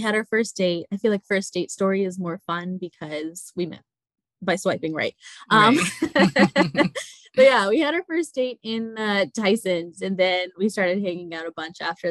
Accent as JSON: {"language": "English", "country": "United States", "said": "I grew up as like a Pakistani American. So I grew up in a very conservative household"}